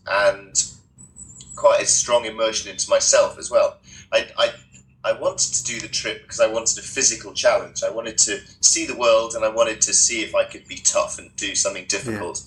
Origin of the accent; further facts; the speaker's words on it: United Kingdom; I'm a British adventurer and author